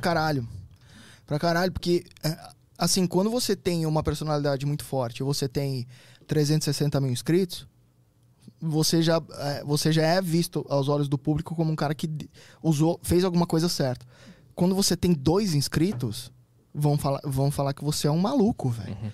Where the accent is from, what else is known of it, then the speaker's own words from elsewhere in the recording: Santo André, São Paulo, Brazil; eu sou de Santo André.